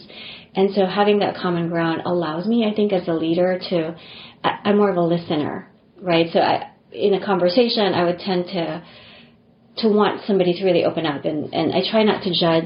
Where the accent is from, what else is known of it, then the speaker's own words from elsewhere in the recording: Philippines; moved away as an adult; also born or lived in Japan / New York / Rhode Island; now in United States; I didn't grow up in this country. You know, I grew up in the Philippines and came here for college.